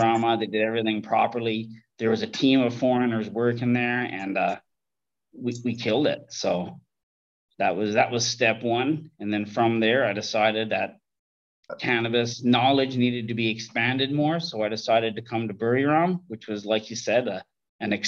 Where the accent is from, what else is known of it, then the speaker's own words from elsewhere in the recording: Canada; moved away as an adult; now in Thailand; I'm from Canada, from a growing family